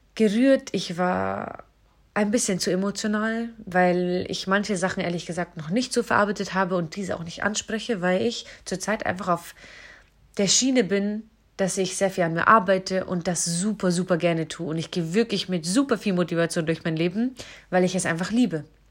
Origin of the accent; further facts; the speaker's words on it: hometown on the Isar river, Bavaria, Germany; moved away as an adult; Ich bin auf jeden Fall in meine Heimatstadt wieder zurückgezogen